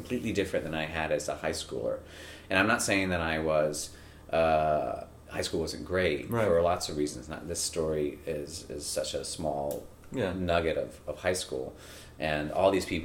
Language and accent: English; North Carolina, United States; I'm from North Carolina, so I really wanted to go to Chapel Hill.